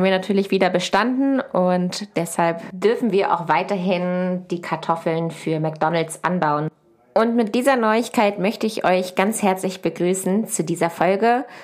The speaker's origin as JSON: {"language": "German", "region": "Lower Saxony", "country": "Germany", "said": "Ich komme von einem Ackerbaubetrieb aus der Nähe von Hannover."}